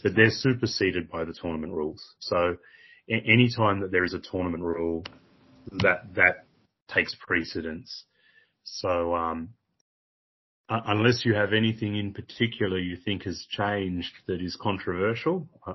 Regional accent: Australia; as an Australian

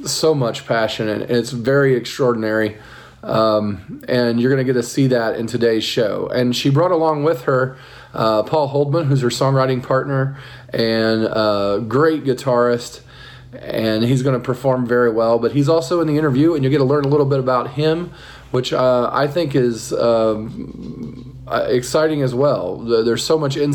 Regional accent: Muncie, Indiana, United States; I grew up in Muncie also

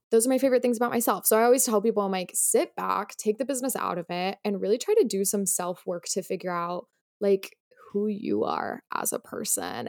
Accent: Utah, United States; moved away as an adult; also born or lived in Los Angeles; now in New York, United States; I am from Utah originally.

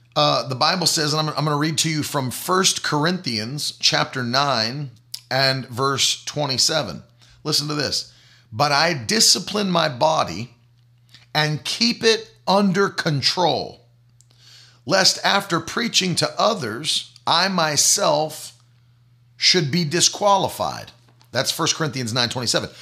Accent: the South, United States; I come from the South

